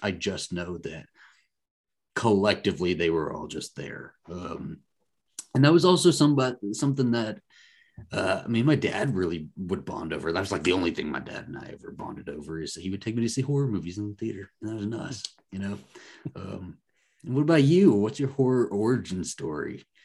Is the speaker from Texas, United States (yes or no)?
yes; Texas, United States; I'm from Texas